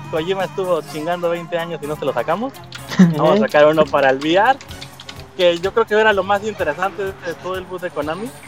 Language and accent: Spanish; Mexico; Somos de México.